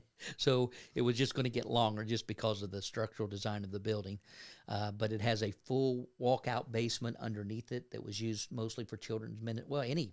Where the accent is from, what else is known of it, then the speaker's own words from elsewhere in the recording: Kentucky, United States; I was raised in Northern Kentucky, so right across the river from Cincinnati, and I'm a Reds fan and a Bengals fan